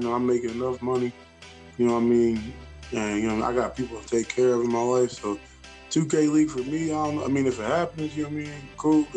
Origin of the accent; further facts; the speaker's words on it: Chicago, Illinois, United States; I'm from Chicago